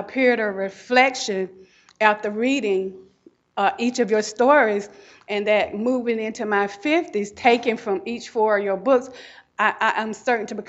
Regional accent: the South, United States; what my family told me about civil rights and racism and growing up in the South

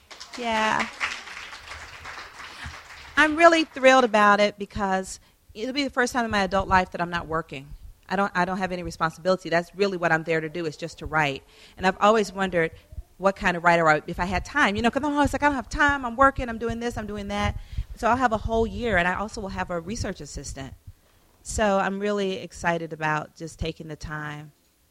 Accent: Atlanta, Georgia, United States; She grew up in Louisiana. I grew up in Atlanta. She's 11 years older than me.

